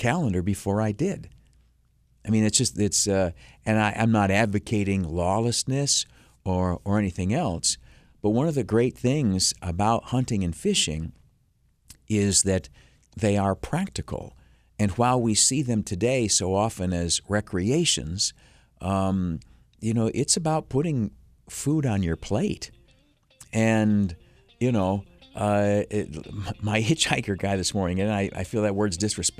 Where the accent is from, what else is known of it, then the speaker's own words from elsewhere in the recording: Canisteo, New York, United States; where I grew up down in Canastillo